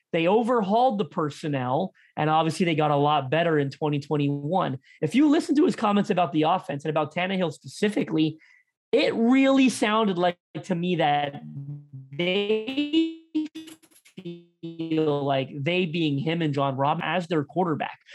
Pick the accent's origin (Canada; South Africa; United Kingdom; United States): Canada; Toronto, Ontario; I'm from Toronto